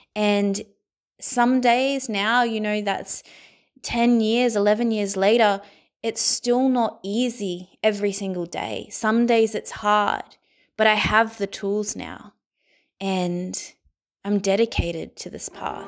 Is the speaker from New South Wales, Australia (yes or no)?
yes; Sydney, New South Wales, Australia; I was born in Sydney, Australia, and I was born into a life of poverty